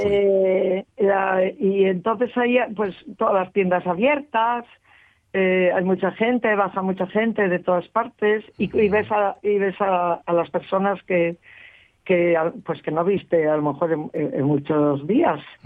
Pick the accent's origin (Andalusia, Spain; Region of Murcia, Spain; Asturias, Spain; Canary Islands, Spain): Asturias, Spain; Cangas de Onís; los que somos de Cangas